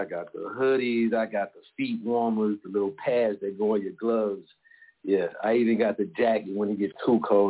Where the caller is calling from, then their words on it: Chicago, Illinois, United States; I'm from Chicago, Southside.